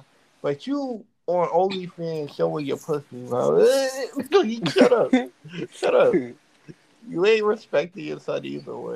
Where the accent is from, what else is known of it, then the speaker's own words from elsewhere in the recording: United States; I speak English because I'm from America.